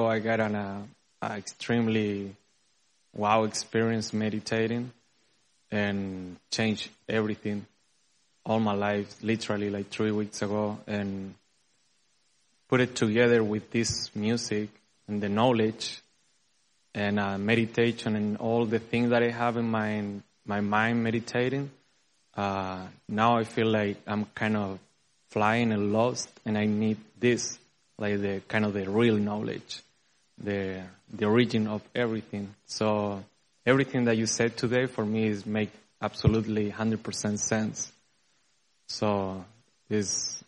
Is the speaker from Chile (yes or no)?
yes; Chile; moved away as an adult; now in Dallas, United States; I'm from Chile. And I've been living here 4 years.